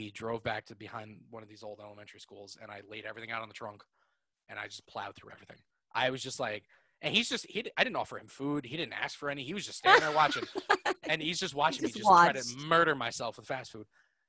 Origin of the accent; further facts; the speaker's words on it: White Plains, New York, United States; I mean, I grew up in Westchester County, so White Plains. Right. You know, White Plains. White Plains is where I grew up, basically.